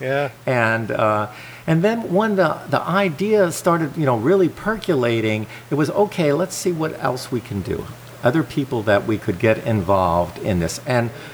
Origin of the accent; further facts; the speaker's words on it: New Jersey, United States; also born or lived in Springfield, Vermont; now in Vermont, United States; I grew up in New Jersey